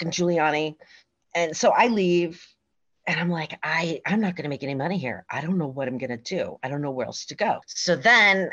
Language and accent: English; West Coast, United States; moved away as an adult; also born or lived in Las Vegas / New York City; I was from the West Coast